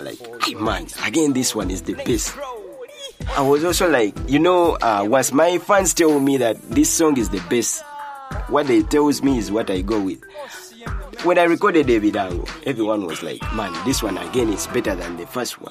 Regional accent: Kampala, Central Region, Uganda; my hometown rapper, a Mutungo Bina rapper

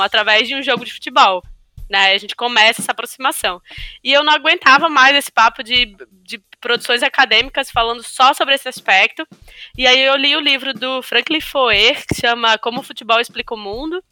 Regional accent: Maceió, Alagoas, Brazil; now in Rio de Janeiro, Brazil; eu não sou aqui do Rio. Eu sou de Maceió, Alagoas

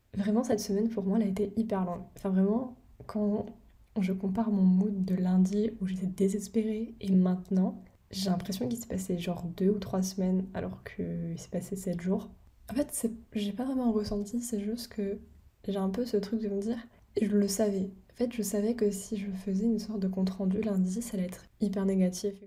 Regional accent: France; first language French; moved away as an adult; now in United Kingdom; je suis française

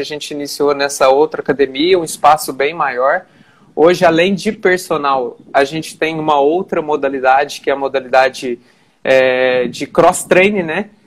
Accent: Boa Esperança, Minas Gerais, Brazil; also born or lived in Campo do Meio, Minas Gerais; now in Varginha, Brazil; eu nasci em Campo do Meio, uma cidade bem pequenininha. É, passei a morar em Boa Esperança com meu pai e hoje, atualmente, estou em Varginha, Minas Gerais

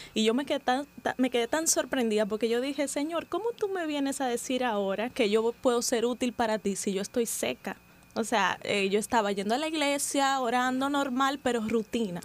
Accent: Santiago de los Caballeros, Santiago, Dominican Republic; moved away as an adult; now in Santo Domingo, Dominican Republic; yo soy de Santiago, la ciudad corazón.

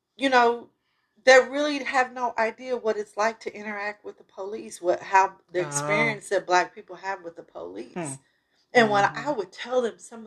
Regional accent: Kansas City, United States; I grew up in Kansas City.

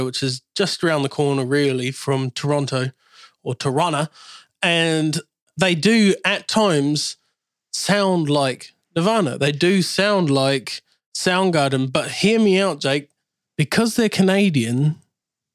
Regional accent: New Zealand; now in England; growing up in New Zealand

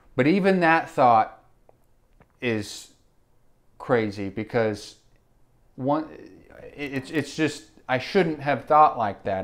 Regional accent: Enid, Oklahoma, United States; we grew up in Enid

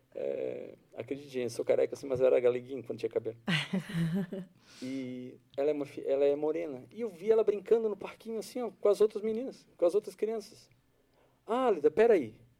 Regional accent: Florianópolis, Santa Catarina, Brazil; Eu sou aqui de Florianópolis.

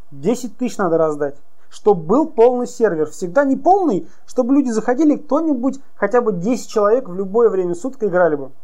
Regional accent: Ufa, Bashkortostan, Russia; now in Yekaterinburg, Russia; Я сам из Уфы, а компания в Екатеринбурге, я постоянно там нахожусь

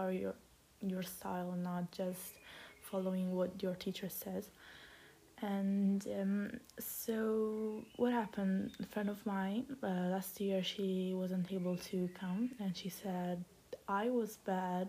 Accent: Italy; I'm from Italy

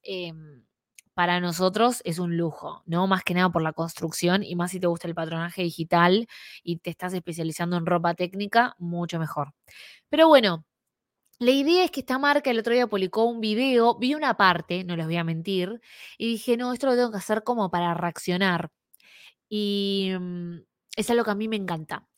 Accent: Argentina; now in Canada; Soy argentina y vivo en Canadá

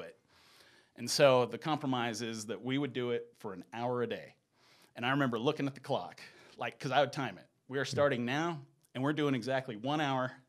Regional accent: Cedartown, Georgia, United States; moved away as an adult; also born or lived in Sweden; now in Salt Lake City, United States; I was born in Georgia, and I lived in Georgia, um, until I was in the eighth grade

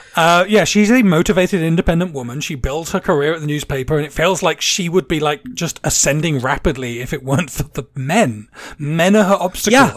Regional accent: England, United Kingdom; moved away; I grew up in England in the like 70s, 80s.

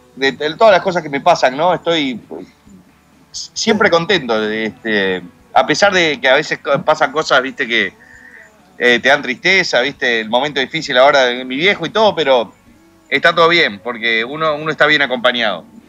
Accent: Uruguay; also born or lived in United States; nací en Estados Unidos, cerca de la concha de la madre, pero me crié en Uruguay

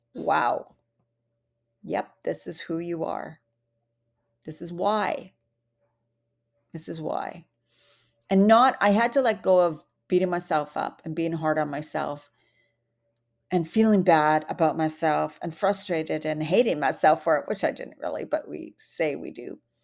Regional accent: Vancouver Island, British Columbia, Canada; also born or lived in Bali; I come from Vancouver Island in Canada where the air is so fresh and clean

